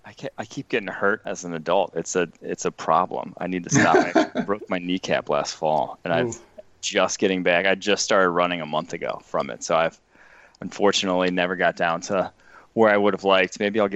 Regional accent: Milwaukee, Wisconsin, United States; born there; I was born in Milwaukee, technically.

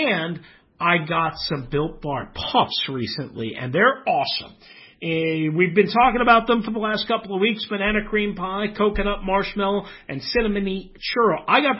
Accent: Richmond, Virginia, United States; now in West Coast, United States; Hey, you know what? Yeah, of course, I'm from Richmond. I hear from all my buddies, but I'm very happy here on the West Coast.

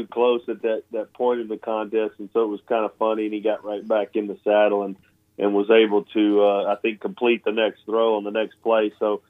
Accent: Starkville, Mississippi, United States; born there; last week was a big game for me and my family because I was born in Starkville.

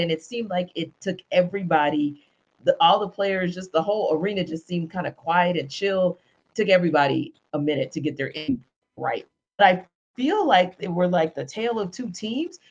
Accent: Louisiana, United States; also born or lived in Northeast United States; now in Atlanta, United States; I'm from Louisiana

